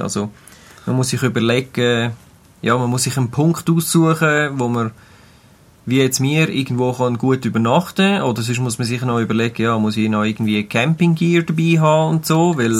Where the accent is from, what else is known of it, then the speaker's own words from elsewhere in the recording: Switzerland; bei uns in der Schweiz